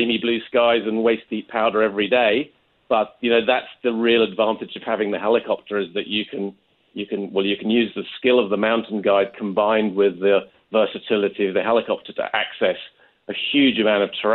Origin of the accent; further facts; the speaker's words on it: England, United Kingdom; moved away as an adult; now in Canada; as you can probably just about tell from the accent, I'm not Canadian originally. I actually came over from England 20-odd years ago